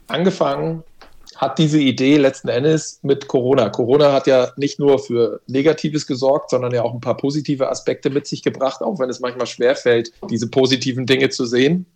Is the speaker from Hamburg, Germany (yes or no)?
yes; Hamburg, Germany; accent: Hamburg; moved away as an adult; also born or lived in Hesse; now in Baden-Württemberg, Germany; Ich bin Hamburger Jung, klassischer Hamburger Jung, in Hamburg geboren